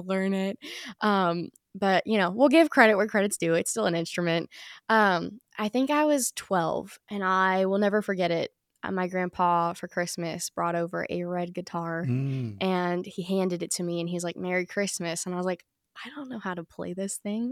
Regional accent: Chesapeake, Virginia, United States; I was born in Chesapeake, Virginia, or, you know, we say Virginia Beach because nobody knows where Chesapeake is

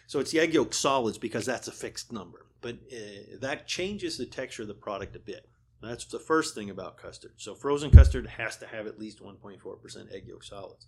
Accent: Vermont, United States; now in Pennsylvania, United States; I grew up in Vermont

